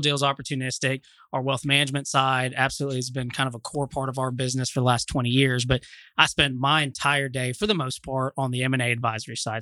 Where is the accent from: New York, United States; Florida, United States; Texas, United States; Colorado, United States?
Texas, United States; Austin; also born or lived in Dallas; now in Fort Worth, United States; I'm from Austin originally